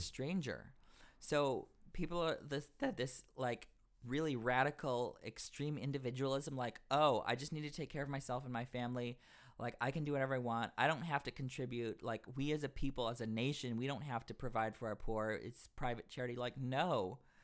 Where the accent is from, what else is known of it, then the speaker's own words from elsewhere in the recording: the South, United States; I'm from the South as well